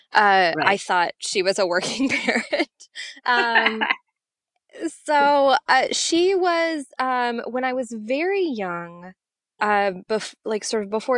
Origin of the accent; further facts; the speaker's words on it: Seattle, Washington, United States; moved away as an adult; Yeah, I grew up in Seattle, Washington, where I am currently sitting, actually. Finally came home after a lot of years